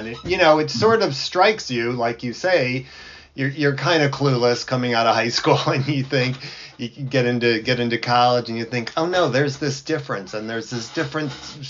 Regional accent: Chicago, Illinois, United States; moved away; also born or lived in New York / Texas; growing up in a very sort of white environment, it, because where I grew up in Chicago

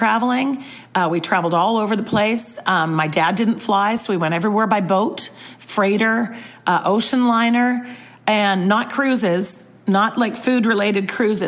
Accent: Vancouver, British Columbia, Canada; I'm from Canada.

